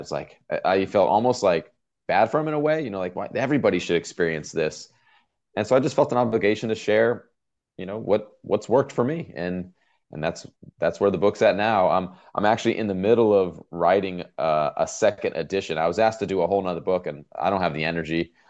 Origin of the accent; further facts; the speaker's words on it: outside Los Angeles, Southern California, United States; now in Norfolk, United States; I grew up in Southern California, probably, uh, maybe twenty minutes, if that, outside the city of Los Angeles